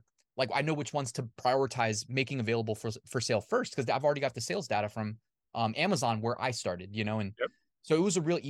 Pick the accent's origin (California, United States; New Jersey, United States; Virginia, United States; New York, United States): Virginia, United States; Northern; I grew up in Northern Virginia, like went to school here. So I have like my high school friends, my college friends, everybody's kind of here. My family's here.